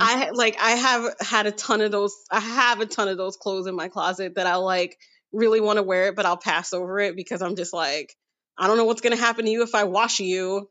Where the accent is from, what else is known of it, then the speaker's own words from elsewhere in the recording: New York City, New York, United States; now in Brooklyn, United States; I'm from Queens originally, and now I live in Brooklyn